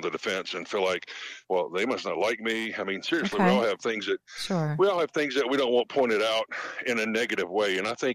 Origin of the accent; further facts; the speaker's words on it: the South, United States; I grew up in the South